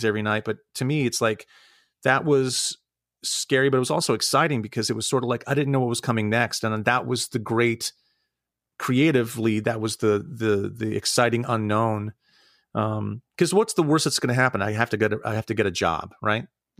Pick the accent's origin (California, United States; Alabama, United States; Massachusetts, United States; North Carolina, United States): California, United States; Santa Rosa; moved away as an adult; also born or lived in New York / Ohio; now in Pittsburgh, United States; I grew up in Northern California. I grew up in Santa Rosa in the Wine Valley.